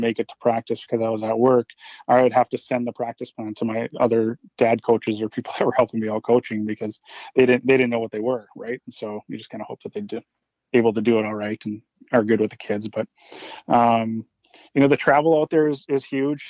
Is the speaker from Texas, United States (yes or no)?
no; Hermantown, Minnesota, United States; moved away as an adult; also born or lived in California; now in Hermantown, United States; from Hermantown